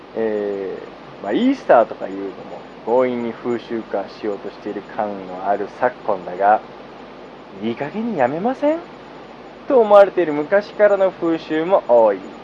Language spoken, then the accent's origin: Japanese; Tsukuba, Ibaraki, Japan; 自分がつくば市出身で